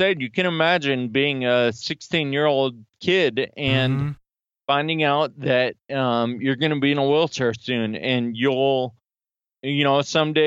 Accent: Sacramento, California, United States; now in Philadelphia, United States; I'm from Sacramento, California, but I live right outside of Philly now

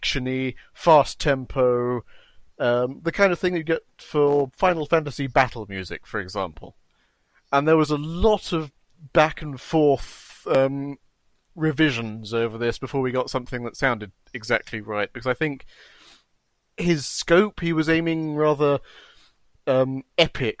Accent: Kenya; I was born in Kenya

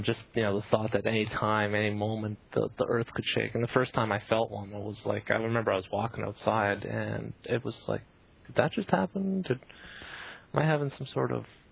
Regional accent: Canada; now in Bay Area, United States; being Canadian

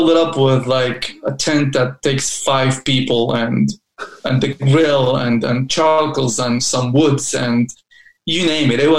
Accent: Turkey; English is a second language; now in Salem, United States; Um, yeah, I live in Salem. I'm originally from Turkey, but I lived everywhere and uh, I've been, you know, living the American dream.

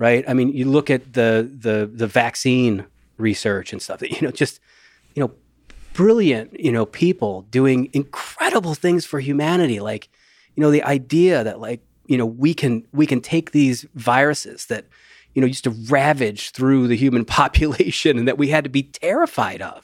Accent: Rust Belt, United States; I grew up in the Rust Belt

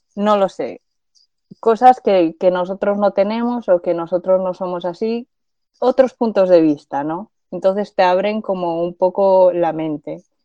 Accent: Zaragoza, Aragon, Spain; moved away as an adult; also born or lived in Madrid; soy de Zaragoza, nací y crecí en Zaragoza y soy de origen chino

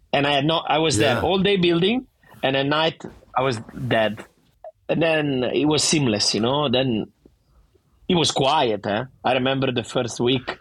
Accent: Vernazza, Liguria, Italy; accent: thick Italian; English is a second language; moved away as an adult; now in Sydney, Australia; every summer when I was in my hometown in Vernazza

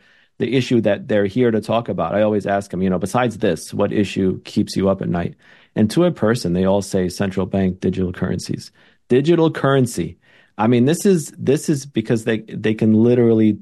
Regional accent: New York City, New York, United States; I'm born and raised in New York City

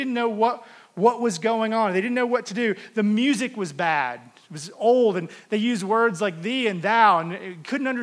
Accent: the South, United States; now in Denver, United States; I would have told you I was a Christian because I was from the South and everybody was a Christian.

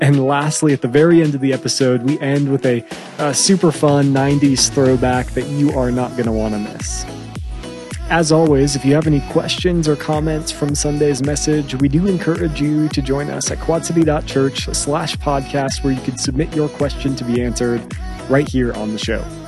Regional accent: Phoenix, Arizona, United States; also born or lived in Chicago; Growing up in Phoenix

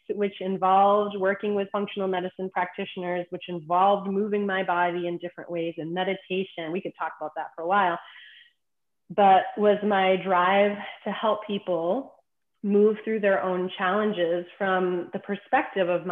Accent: Boston, Massachusetts, United States; I'm originally from Boston

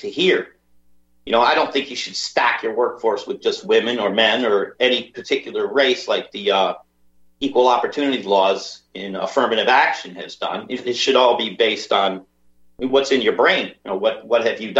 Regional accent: United States; moved away as an adult; now in Liverpool, United Kingdom; I'm American, by the way. I am American. I lived my first 40 years of my life in the United States

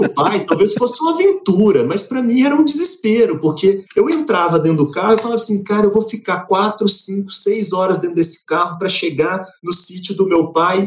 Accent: Belo Horizonte, Minas Gerais, Brazil; now in Diamantina, Brazil; eu nasci em Belo Horizonte, fui criado ali na Zona Sul, na região do Sion

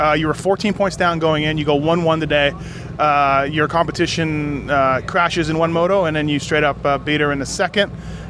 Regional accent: Canada; Obviously, me being Canadian

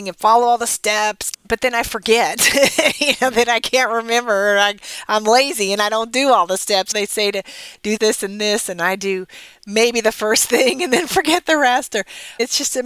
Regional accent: Dallas, Texas, United States; my hometown newspaper, the Dallas Morning News

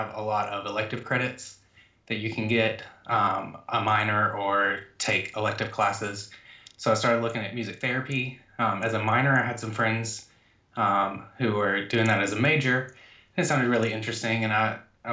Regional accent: Georgia, United States; I am from Georgia, born and raised, Southern boy

